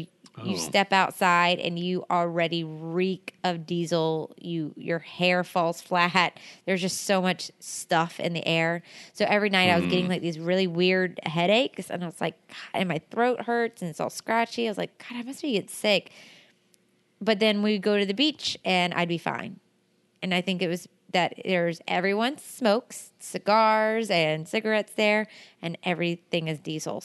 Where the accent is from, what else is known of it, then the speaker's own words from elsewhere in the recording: United States; we're like, America